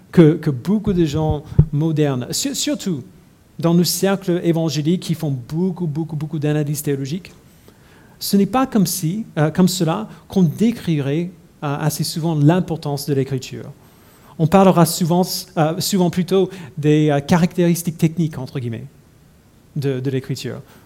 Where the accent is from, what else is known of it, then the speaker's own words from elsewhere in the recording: United States; now in Paris, France; je suis américain